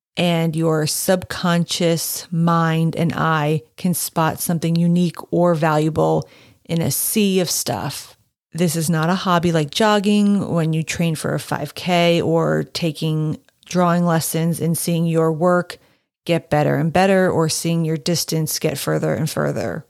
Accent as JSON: {"language": "English", "town": "Allentown", "region": "Pennsylvania", "country": "United States", "tie": "born or raised there", "said": "my hometown's enduring attachment to Hess's department store"}